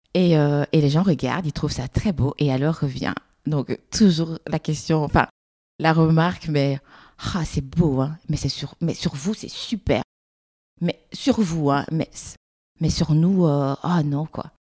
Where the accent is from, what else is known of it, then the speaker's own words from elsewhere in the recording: Brussels, Brussels-Capital Region, Belgium; Je suis belge, je suis bruxellois